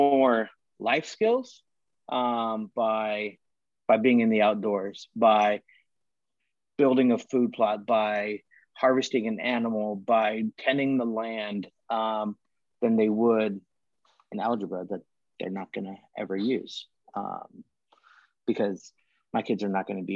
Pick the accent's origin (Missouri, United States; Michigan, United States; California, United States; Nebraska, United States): California, United States; Alta; Growing up in Alta, Tahoe area